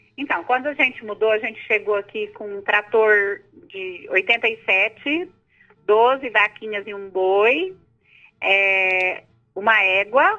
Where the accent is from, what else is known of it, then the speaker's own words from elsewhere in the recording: Ipuã, São Paulo, Brazil; moved away as an adult; now in Goiás, Brazil; Eu nasci em São Paulo, né, na, no estado de São Paulo, em Ipuã, uma cidade ali